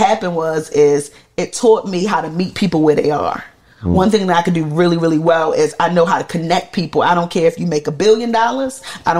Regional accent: Jamaica; because I'm Jamaican, right? So like I didn't grow up eating that.

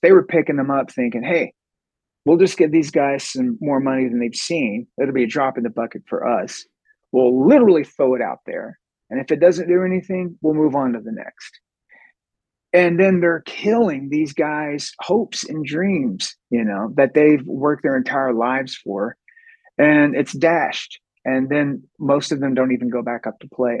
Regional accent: Sherman, Texas, United States; we were born and raised in Sherman

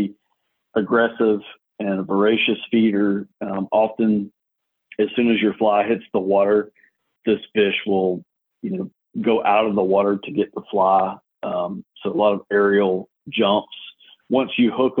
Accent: South Alabama, United States; now in East Alabama, United States; I grew up in South Alabama

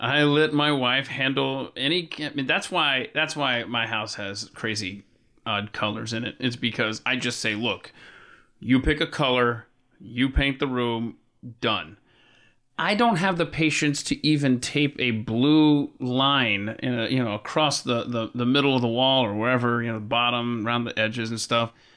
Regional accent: Atlanta, Georgia, United States; Atlanta, my hometown where I was born and raised

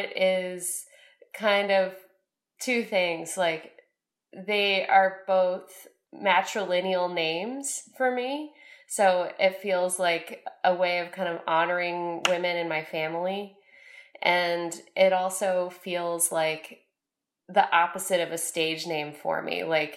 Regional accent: Baltimore, Maryland, United States; also born or lived in Minnesota / Washington, District of Columbia, United States; I grew up part of the time in Baltimore City and then part of the time in the suburbs

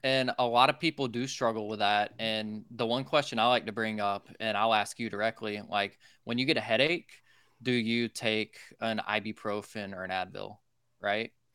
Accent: Social Circle, Georgia, United States; I grew up in a tiny town called Social Circle, Georgia, in the middle of nowhere

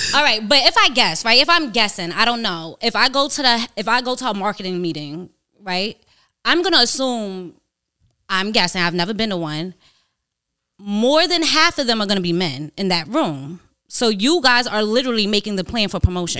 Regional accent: New York, United States; I'm from New York

